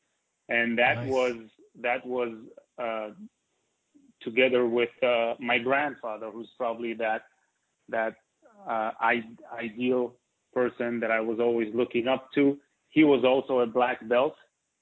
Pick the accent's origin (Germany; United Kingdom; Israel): Israel; also born or lived in New York; So I grew up in Israel.